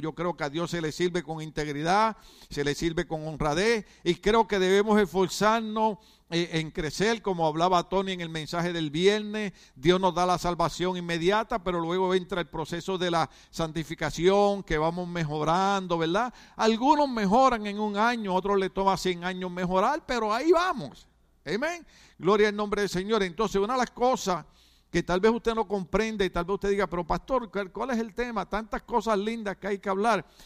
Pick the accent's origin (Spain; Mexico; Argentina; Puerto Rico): Puerto Rico; now in United States; En Puerto Rico calzón es, es esto, es pantalón